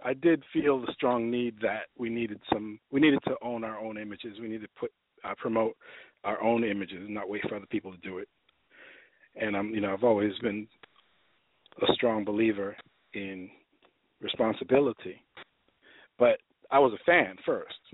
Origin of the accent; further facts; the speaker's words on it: New York City, New York, United States; moved away as an adult; also born or lived in Los Angeles; now in Atlanta, United States; I'm from the Lower East Side, Manhattan